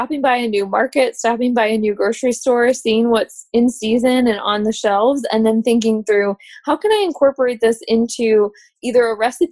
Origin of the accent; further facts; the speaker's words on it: Midwest, United States; now in Richmond, United States; I grew up in the Midwest